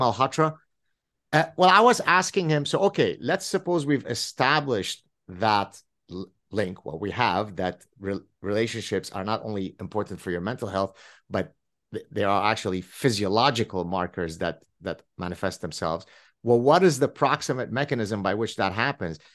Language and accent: English; French Canada, Canada; I come from French Canada